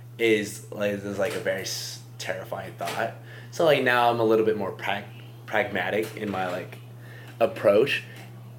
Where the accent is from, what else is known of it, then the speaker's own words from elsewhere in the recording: Portland, United States; I'm from Portland.